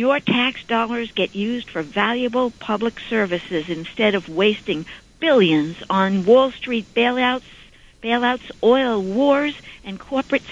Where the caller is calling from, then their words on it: Suffolk County, New York, United States; I'm calling from Suffolk County.